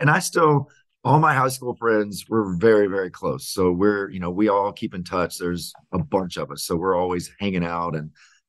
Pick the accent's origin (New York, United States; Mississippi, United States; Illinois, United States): Mississippi, United States; Ellisville; moved away; also born or lived in Laurel, Mississippi; So it's a very, very teeny town. In fact, I was born there, but kind of raised right next door, 5 minutes away in a little place called Ellisville. So town of 2,000 people. So I grew up in the country.